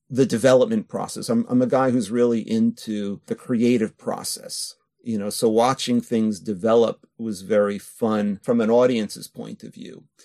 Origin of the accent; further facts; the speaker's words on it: New York, United States; moved away as an adult; also born or lived in California / Osaka, Japan; now in Japan; I'm born in California, but I grew up in New York since I was two or three